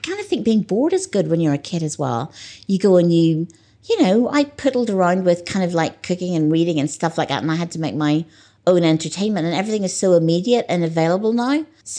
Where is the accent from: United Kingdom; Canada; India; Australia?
United Kingdom; Northern Ireland; moved away; I think that's because I was brought up in Northern Ireland. It's not hard to understand at all. I was brought up in this very tiny place where there was nothing exotic and where I didn't travel until I was 15.